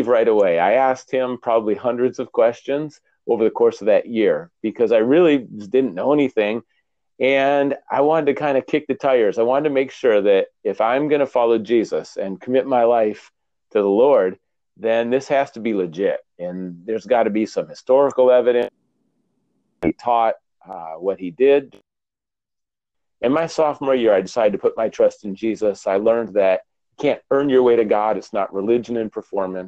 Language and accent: English; Minnesota, United States; moved away as an adult; also born or lived in New Hampshire; I grew up in Minnesota